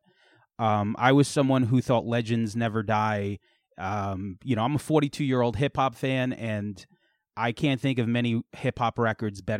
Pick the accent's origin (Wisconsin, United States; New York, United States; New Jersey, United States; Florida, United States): New York, United States; Selden; also born or lived in West Babylon, New York; I grew up in Selden, but I live in West Babylon now